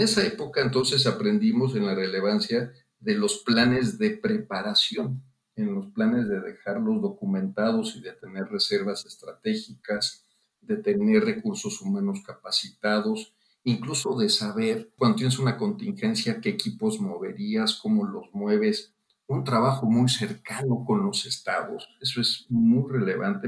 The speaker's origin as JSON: {"language": "Spanish", "region": "Guanajuato", "country": "Mexico", "tie": "born or raised there", "said": "yo soy originario de Guanajuato"}